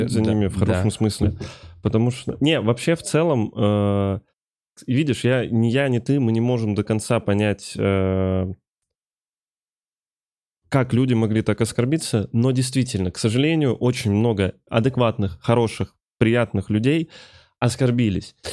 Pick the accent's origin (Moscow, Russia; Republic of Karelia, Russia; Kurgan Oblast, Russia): Moscow, Russia; Да, я да, такой, да, помню, я москвич.